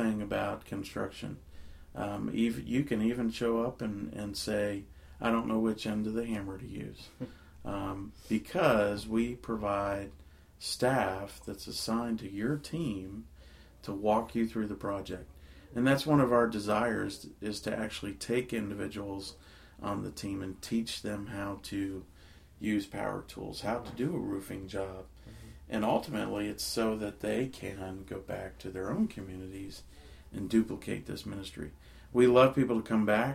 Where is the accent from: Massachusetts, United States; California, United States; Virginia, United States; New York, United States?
Virginia, United States; now in West Virginia, United States; I grew up in Virginia